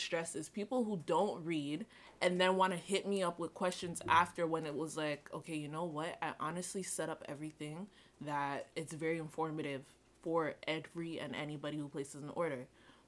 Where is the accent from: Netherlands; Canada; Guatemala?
Canada; Toronto, Ontario; I'm from Toronto